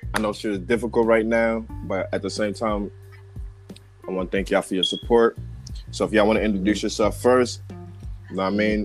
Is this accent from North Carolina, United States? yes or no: no; New Jersey, United States; now in California, United States; I'm from Jersey, b. You know what I'm saying? And yeah. I'm out here in California